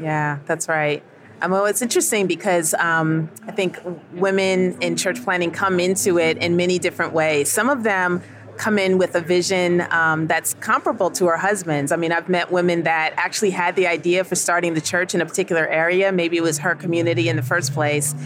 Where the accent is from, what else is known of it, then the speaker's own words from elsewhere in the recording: New York City, New York, United States; moved away as an adult; now in Southern United States; So I'm originally from New York. I was born in Queens, New York. Lived in upstate for a while, but have lived down south for a good part of my adult life